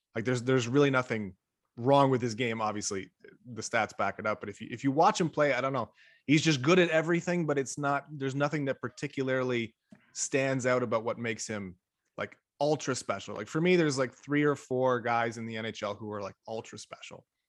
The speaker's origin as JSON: {"language": "English", "town": "Toronto", "region": "Ontario", "country": "Canada", "said": "I'm from Scarborough"}